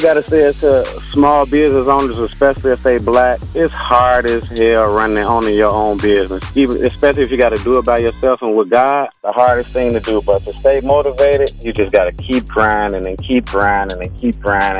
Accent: Chicago, Illinois, United States; moved away as an adult; also born or lived in Madison, Wisconsin; now in Sun Prairie, United States; I come from Chicago, Illinois, Inglewood. I came to Madison to visit my family

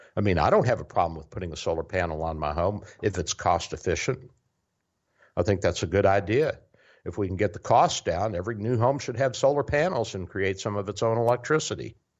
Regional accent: Louisville, Kentucky, United States; moved away; also born or lived in Tennessee; I grew up in Louisville

